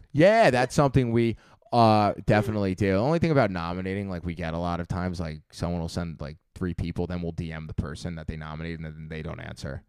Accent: Long Island, New York, United States; moved away as an adult; now in Manhattan, United States; I'm twenty-five years old, originally from, uh, Long Island

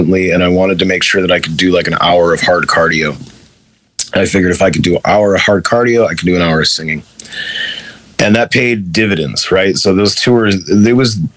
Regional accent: Chicago, Illinois, United States; moved away as an adult; also born or lived in Los Angeles, California; I'm from Chicago

